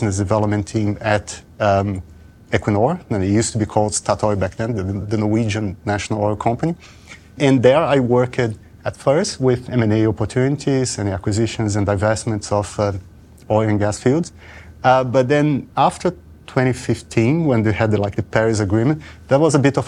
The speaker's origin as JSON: {"language": "English", "country": "Brazil", "moved": "yes", "said": "I'm originally from Brazil"}